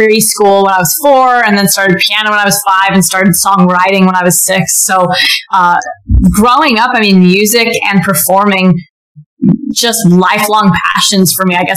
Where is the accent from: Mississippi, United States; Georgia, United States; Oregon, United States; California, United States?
California, United States; Silicon Valley; I am from Silicon Valley